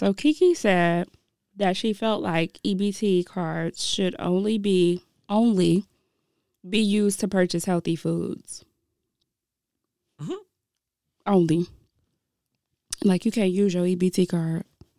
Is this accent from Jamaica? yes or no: yes; Jamaica; Being Jamaican.